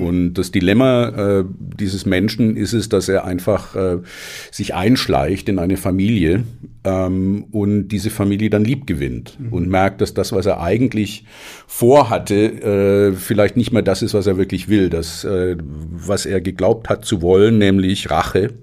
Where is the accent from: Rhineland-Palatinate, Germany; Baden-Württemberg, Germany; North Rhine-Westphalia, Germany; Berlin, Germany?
Baden-Württemberg, Germany; Stuttgart; ich bin in Stuttgart groß geworden